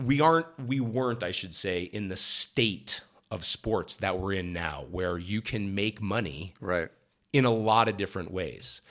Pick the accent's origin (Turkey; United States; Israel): United States; Columbus, Ohio; moved away; also born or lived in Akron, Ohio / Southern California; I was born in Akron, Ohio, mm-hmm. raised mm-hmm. right around Columbus